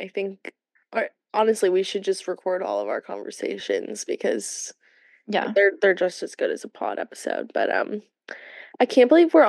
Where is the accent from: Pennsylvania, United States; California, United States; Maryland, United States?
California, United States; moved away as an adult; now in West Virginia, United States; I was from California